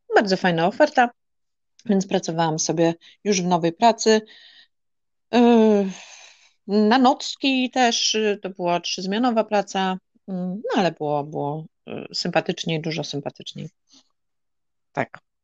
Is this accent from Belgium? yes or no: no; Polish coast, Poland; moved away as an adult; now in Netherlands; ja pochodzę z Polski, z Nadmorza